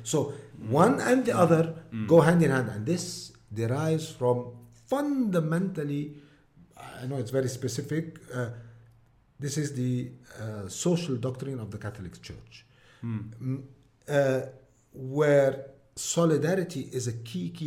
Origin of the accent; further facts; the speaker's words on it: Deir al-Qamar, Mount Lebanon, Lebanon; English is a second language; Deir al-Amar has, my hometown, has very nice historical heritage